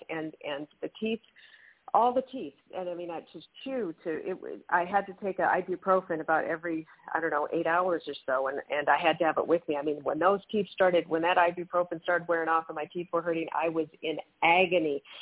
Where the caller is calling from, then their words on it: New Mexico, United States; I'm calling from New Mexico.